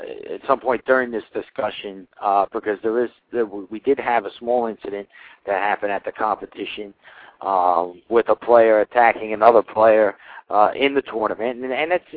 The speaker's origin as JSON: {"language": "English", "region": "New York", "country": "United States", "said": "I'm from New York"}